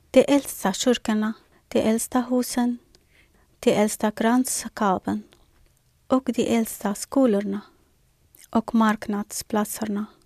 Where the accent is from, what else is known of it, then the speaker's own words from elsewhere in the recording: Syria; now in Sweden; Livet i Syrien före kriget var underbart. Jag hade absolut inga planer på att lämna mitt hemland och bo i ett annat land. Syrien var ett mycket speciellt land.